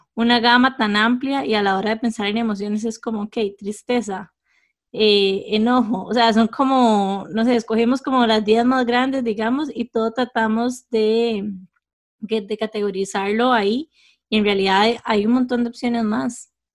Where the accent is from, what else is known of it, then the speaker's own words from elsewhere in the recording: Costa Rica; lugares en Costa Rica con los que todos nos pudiéramos sentir identificados